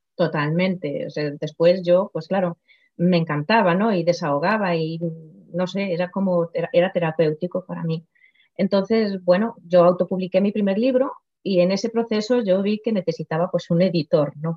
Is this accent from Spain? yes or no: yes; Galicia, Spain; first language Galician; Spanish is a second language; donde yo nací, o sea, mi pueblo, Idul